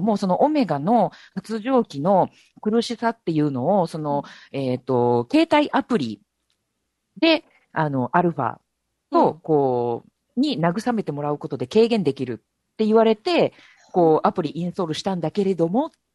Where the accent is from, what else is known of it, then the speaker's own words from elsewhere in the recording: Osaka, Japan; 私、大阪出身なので